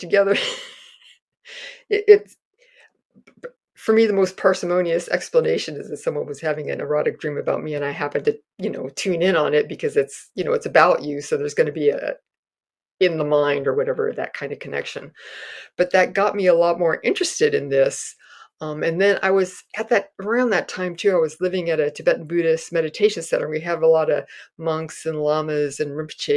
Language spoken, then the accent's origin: English; Castro Valley, California, United States; growing up in Castro Valley